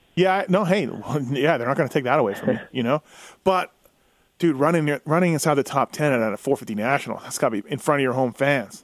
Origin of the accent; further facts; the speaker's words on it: Manitoba, Canada; I'm from Manitoba and raced in District 23 a lot when I was growing up